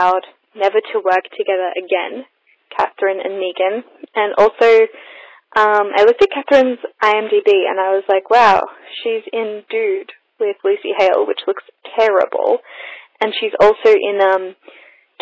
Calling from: Australia; I'm calling from Australia

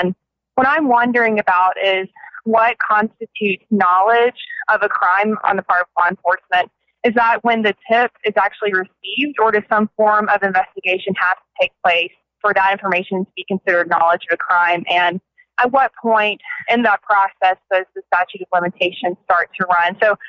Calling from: Tifton, Georgia, United States; Hi, I'm actually from Tifton, Georgia, just on the road from Osceola.

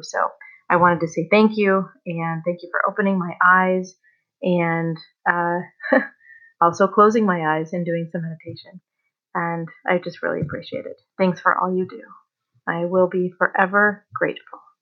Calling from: Colorado, United States; I'm calling from Colorado.

